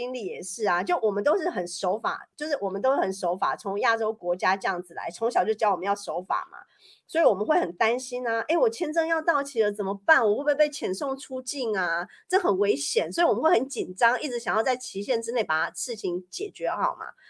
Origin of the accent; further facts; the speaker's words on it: Paris, Île-de-France, France; now in Switzerland; 然后我觉得在瑞士就非常的一板一眼，让我这种从巴黎来的人就觉得生活的很有